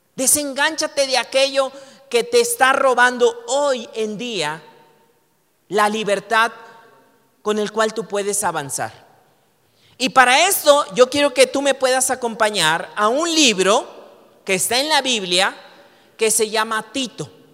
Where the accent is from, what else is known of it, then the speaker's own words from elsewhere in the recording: Mexico; tú y yo como mexicanos podemos tomar esa identidad